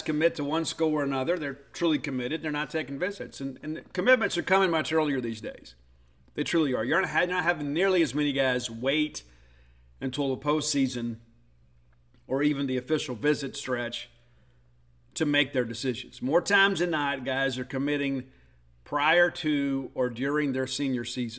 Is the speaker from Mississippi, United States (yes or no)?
yes; Columbia, Mississippi, United States; also born or lived in Hattiesburg, Mississippi; my hometown of Columbia, Mississippi